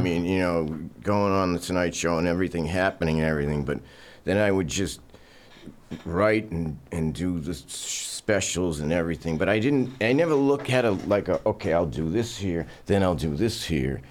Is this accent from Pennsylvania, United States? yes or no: no; Burlington, Massachusetts, United States; I was very Norman Rockwell-ish growing up in Burlington, Mass